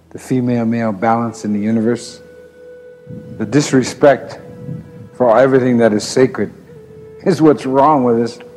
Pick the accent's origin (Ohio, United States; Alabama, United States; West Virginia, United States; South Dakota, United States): South Dakota, United States; Yellow Thunder Village, Black Hills; I am an ally and I come from Yellow Thunder Village in our very sacred Black Hills, our holy land.